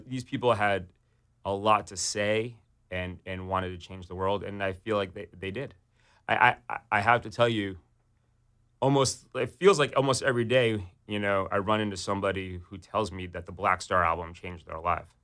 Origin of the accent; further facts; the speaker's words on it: New York City, New York, United States; I grew up on the Upper East Side in New York City